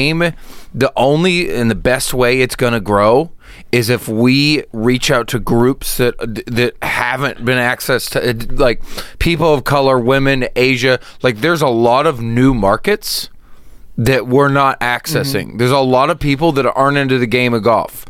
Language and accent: English; Oklahoma, United States; I'm from Oklahoma, a very racist, conservative state, and I played all the country clubs as a kid.